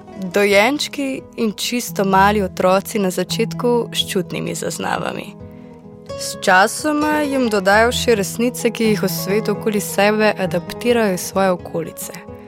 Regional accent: Slovenia; Slovenci smo menda znani po tem, da gostom težimo s copati

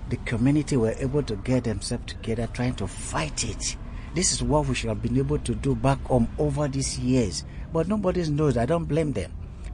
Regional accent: Escravos, Delta, Nigeria; I'm from Escravos. That is the operation headquarters of Chevron Corporation in Nigeria.

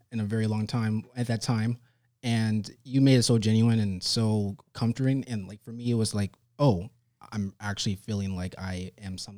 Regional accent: New York City, New York, United States; So, I'm actually from New York City. I was born uh, May 31st, 1987, in Lennox Hospital.

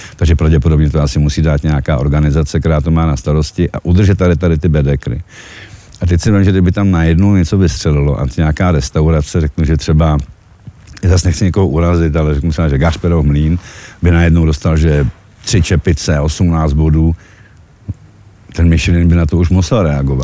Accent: Czechia; also born or lived in Czechoslovakia; now in Slovakia; já jsem sice Čech

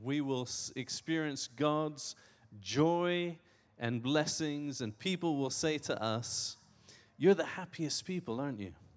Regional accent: Iran; I was born in Iran.

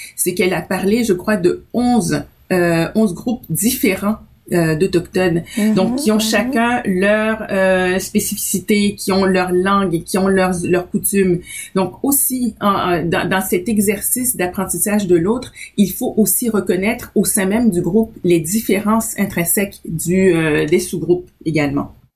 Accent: Quebec, Canada; also born or lived in Haiti; en tant qu'haïtienne, que québécoise, canadienne d'origine haïtienne

